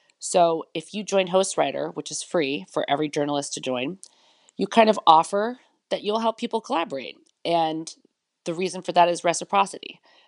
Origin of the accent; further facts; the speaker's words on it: United States; now in Berlin, Germany; Well, as you can tell from my accent, I am from the United States originally, but I'm living here in Berlin, Germany now.